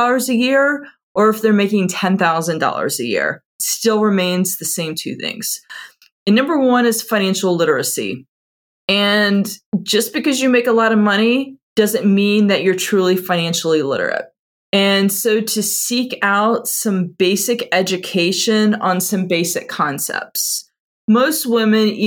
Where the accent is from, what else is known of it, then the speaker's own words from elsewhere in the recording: Atlanta, Georgia, United States; also born or lived in Houston; I'm originally from Atlanta and still live here